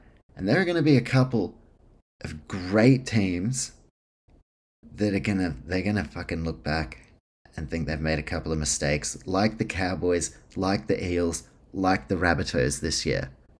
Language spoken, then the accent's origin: English; New Zealand; And even when you do watch it as a Kiwi, you know, there is a fucking gap in discrepancy.